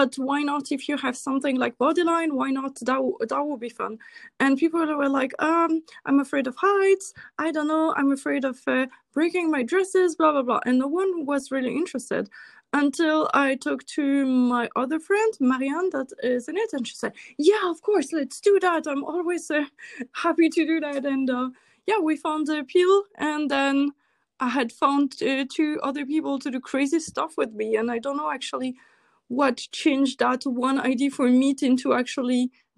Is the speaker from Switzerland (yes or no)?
yes; Switzerland; English is a second language; I'm from Switzerland